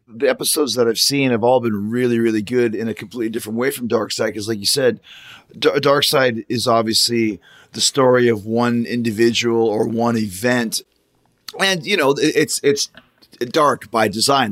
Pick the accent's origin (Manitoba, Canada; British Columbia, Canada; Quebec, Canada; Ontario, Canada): Manitoba, Canada; Winnipeg; that's where I grew up was in Winnipeg.